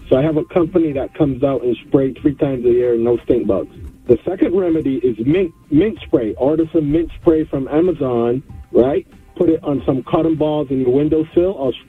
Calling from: Attleboro, Massachusetts, United States; I'm calling from Attleboro, Mass.

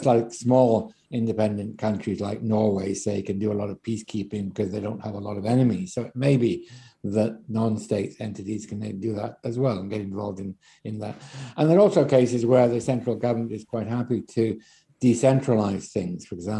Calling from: Scotland, United Kingdom; In the case of Scotland, for example, I'm speaking here from Scotland

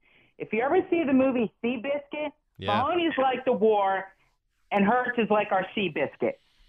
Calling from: Florida, United States; I'm calling from Florida.

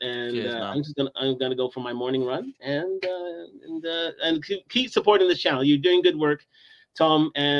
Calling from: Toronto, Ontario, Canada; I'm coming from Toronto, actually.

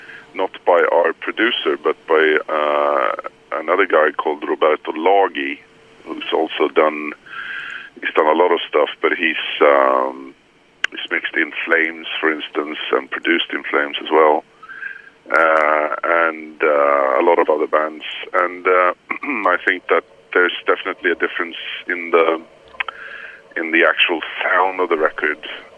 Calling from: Gustavsberg, Stockholm County, Sweden; I'm calling you from Gustavsberg, outside of Stockholm, close to the sea.

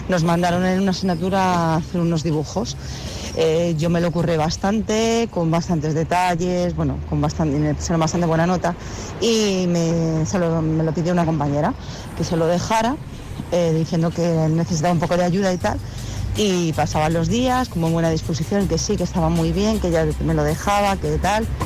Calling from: Madrid, Community of Madrid, Spain; Hola, buenos días, Kiss. … de Madrid.

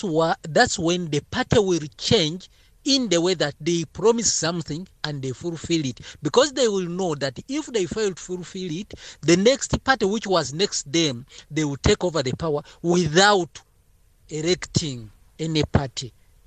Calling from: Mombera, Northern Region, Malawi; from Mombera.

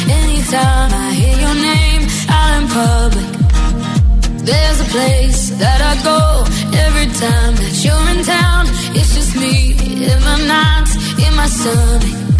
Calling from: Zaragoza, Aragon, Spain; desde Zaragoza

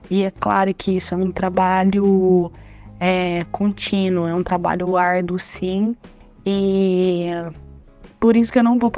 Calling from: Ribeirão Preto, São Paulo, Brazil; sou da cidade de Ribeirão Preto, interior de São Paulo.

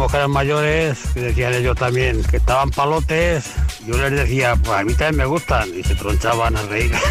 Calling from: Cuenca, Castilla-La Mancha, Spain; Buenas tardes, equipo. … de Cuenca.

